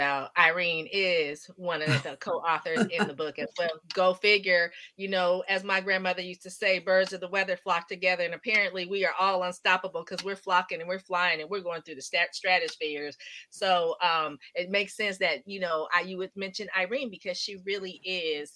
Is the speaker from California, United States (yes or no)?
yes; Palo Alto, California, United States; growing up in Palo Alto going to school